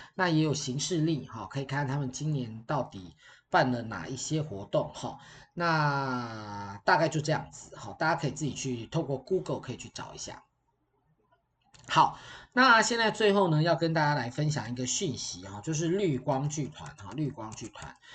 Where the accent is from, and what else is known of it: Taiwan